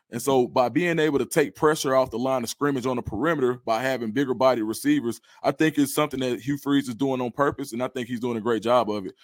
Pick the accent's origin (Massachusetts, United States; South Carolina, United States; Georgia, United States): Georgia, United States; College Park; I'm from College Park. I actually uh, spent a year at Westlake High School